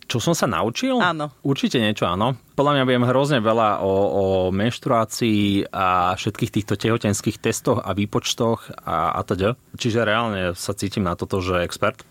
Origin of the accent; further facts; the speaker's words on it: around Bratislava, Bratislava Region, Slovakia; also born or lived in Košice; som sa tak nejak ňúral po okolí od narodenia v štýle 20 km od Bratislavy